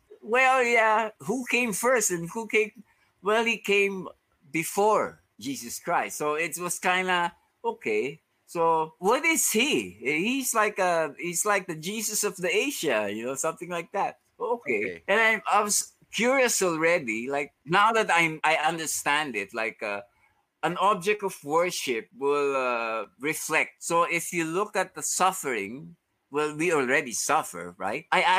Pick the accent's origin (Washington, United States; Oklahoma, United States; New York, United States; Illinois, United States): New York, United States; Valhalla; Where I grew up in Valhalla, I always steal coins from my mom.